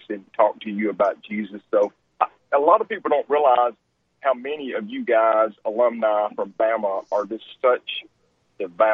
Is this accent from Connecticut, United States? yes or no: no; Albertville, Alabama, United States; I grew up in Albertville.